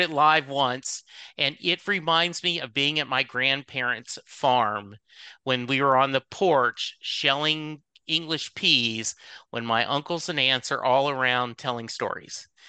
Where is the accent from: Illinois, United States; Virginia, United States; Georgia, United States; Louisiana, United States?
Louisiana, United States; I grew up in Louisiana